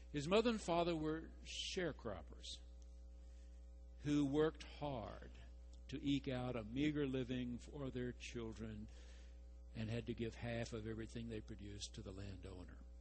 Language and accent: English; Carthage, Texas, United States; moved away; my hometown got it right. You go to Carthage, they got a loop